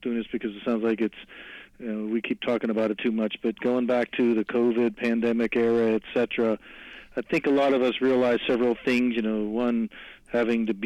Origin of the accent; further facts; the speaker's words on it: McKees Rocks, Pennsylvania, United States; Born and raised in McKees Rock, so I'm in this area my whole life